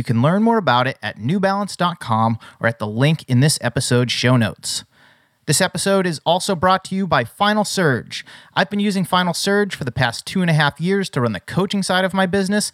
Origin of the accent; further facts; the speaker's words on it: Massachusetts, United States; now in California, United States; Growing up in Massachusetts and competing for New Balance Boston, which is now called Battle Road Track Club, before moving to California